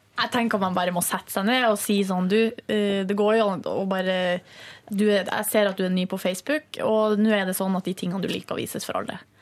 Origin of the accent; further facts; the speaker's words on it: Northern Norway, Norway; now in Oslo, Norway; i Nord-Norge, der jeg kommer fra